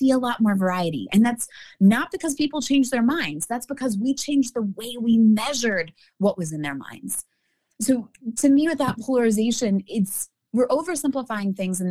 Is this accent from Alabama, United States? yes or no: yes; Alabama, United States; I'm coming from Alabama here